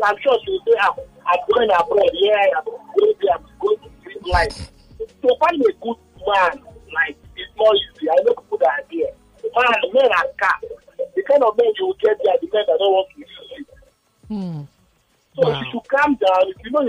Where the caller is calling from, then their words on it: Ikeja, Lagos, Nigeria; I'm calling from Ikeja.